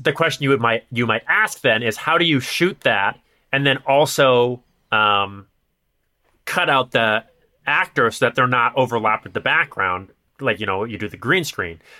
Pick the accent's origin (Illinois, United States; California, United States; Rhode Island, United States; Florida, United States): Illinois, United States; Chicago; accent: nasally Chicago; my nasally Chicago accent